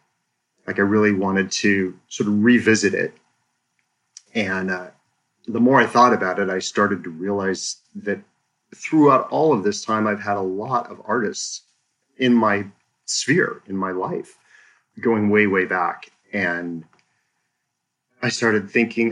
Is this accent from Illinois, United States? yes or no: no; Seattle, Washington, United States; also born or lived in Blaine, Washington; So I'm a native of Washington State. I was born and raised in the Seattle area.